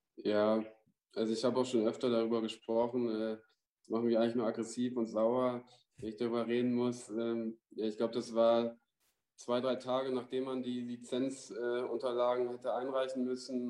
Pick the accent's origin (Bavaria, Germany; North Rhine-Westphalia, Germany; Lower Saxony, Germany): Lower Saxony, Germany; Vechta; also born or lived in Ruhr area; now in Essen, Germany; meine Frau kommt auch, äh, da wo ich herkomme, aus Fechter, da zwischen Bremen und Osnabrück